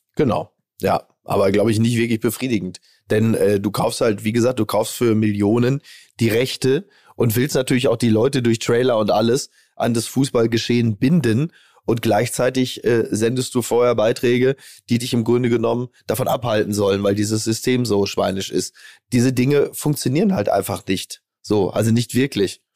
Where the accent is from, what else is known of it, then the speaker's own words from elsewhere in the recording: Germany; wir als Deutsche